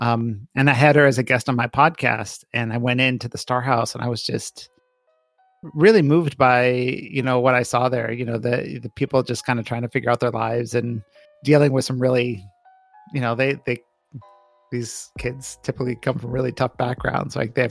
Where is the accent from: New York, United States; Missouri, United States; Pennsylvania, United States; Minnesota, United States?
Minnesota, United States; also born or lived in Michigan / Connecticut; now in Columbus, United States; I grew up all over. So Minnesota, Michigan, Connecticut. Worked out in California for a bit. So I've moved around a bit in my life. I did not grow up in Ohio, so it was a little awkward coming to Columbus and not knowing anything.